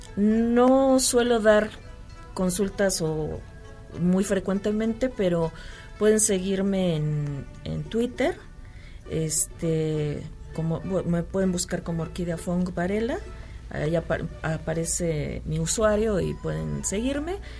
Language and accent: Spanish; Mexico; como mexicanos no debemos tomar atajos